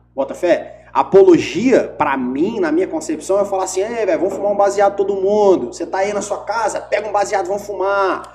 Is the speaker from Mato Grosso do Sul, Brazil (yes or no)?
no; Espírito Santo, Brazil; eu sou capixaba